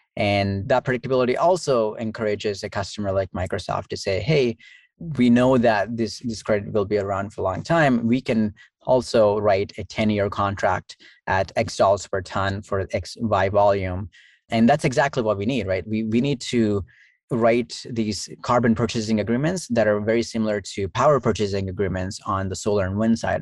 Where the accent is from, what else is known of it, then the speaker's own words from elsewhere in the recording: Southeast India, India; now in United States; I grew up in Southeast India